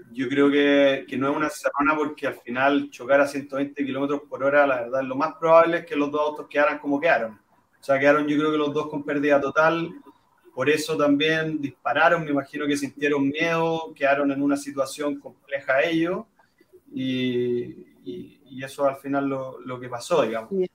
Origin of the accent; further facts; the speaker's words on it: Chile; como chilenos